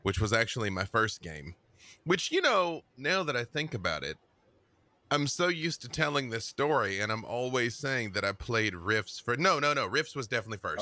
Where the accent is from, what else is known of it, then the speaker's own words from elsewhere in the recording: Little Rock, Arkansas, United States; moved away as an adult; also born or lived in Atlanta, Georgia; now in Los Angeles, United States; I am from Little Rock, Arkansas